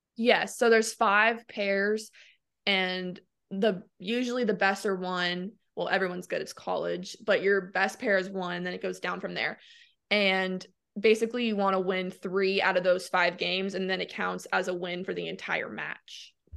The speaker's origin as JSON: {"language": "English", "town": "Ormond Beach", "region": "Florida", "country": "United States", "tie": "born or raised there", "also_born_or_lived": "Michigan", "said": "I was born in Michigan. I grew up in Ormond Beach, Florida, which is about an hour north"}